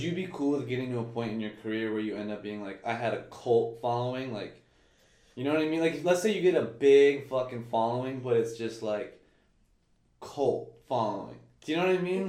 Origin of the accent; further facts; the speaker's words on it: St. Petersburg, Florida, United States; so I'm from St. Pete, and I'm much more St. Pete than Tampa